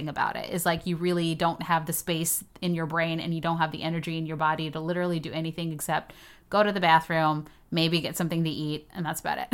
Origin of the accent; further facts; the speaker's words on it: Texas, United States; moved away as an adult; also born or lived in Houston, Texas / New York; now in Los Angeles, United States; I'm from Texas